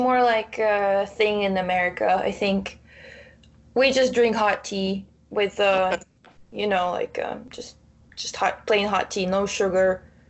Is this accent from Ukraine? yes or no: yes; Ukraine; first language Russian; English is a second language; Well, I grew up in the Russian district, so my first language is Russian. My second language is English. I can read in Ukrainian, and I can understand Ukrainian, but I can't speak in it.